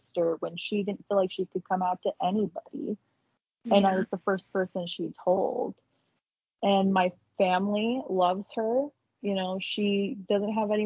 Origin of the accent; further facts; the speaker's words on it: Utah, United States; also born or lived in Salt Lake County / Payson; I moved up to Salt Lake County. I still live in Utah